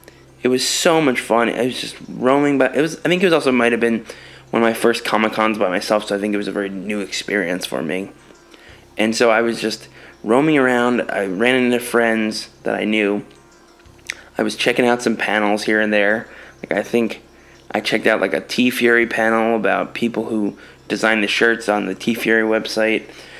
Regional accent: East Coast, United States; because I grew up in the East Coast.

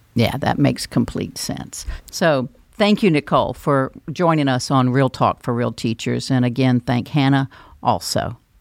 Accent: North Carolina, United States; accent: North Carolina; also born or lived in Alabama; I was born in Alabama, but I only lived there six weeks, if you're thinking that's where my accent came from. That came from North Carolina

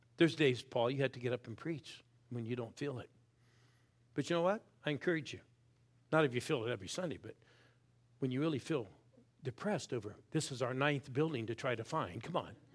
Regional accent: Newton Falls, Ohio, United States; I was born in Newton Falls, Ohio

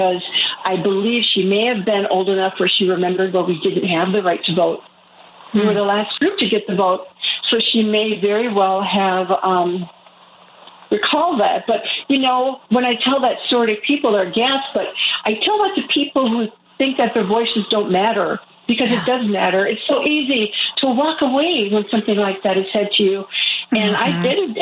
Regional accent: Menominee Reservation, Wisconsin, United States; moved away; I was born in Wisconsin on Menominee Reservation

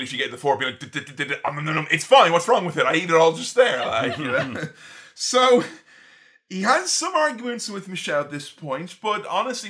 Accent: Ireland; as an Irishman

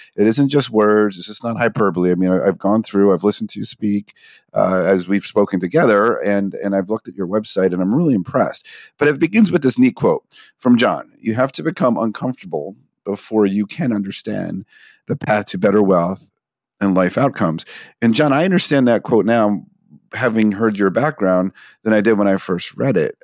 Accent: New Jersey, United States; I'm South Jersey

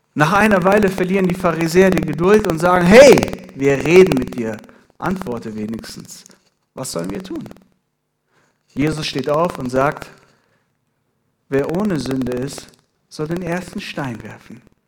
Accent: Iran; now in Ethiopia; ich bin gebürtiger Iraner.

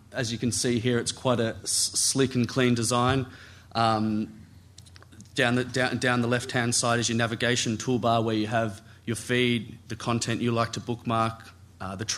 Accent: Australia; I'm from Australia

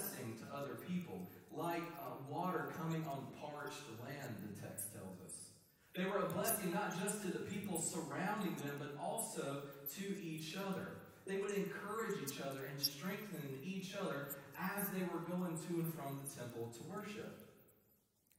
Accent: Eastern North Carolina, United States; I am from Eastern North Carolina

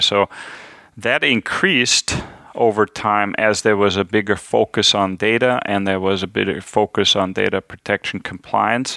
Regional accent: Hesse, Germany; I'm from the German state of Hessen

